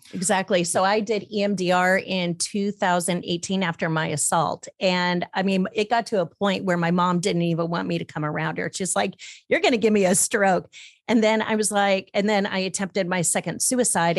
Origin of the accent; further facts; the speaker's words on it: Dana Point, California, United States; growing up in Monarch Bay.